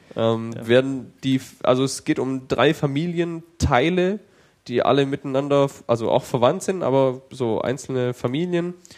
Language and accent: German; Germany; als Deutscher